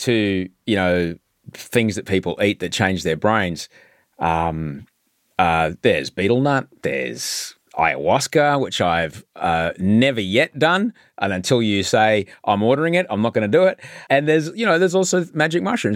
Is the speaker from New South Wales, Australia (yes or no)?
no; Brisbane, Queensland, Australia; where I was growing up in Brisbane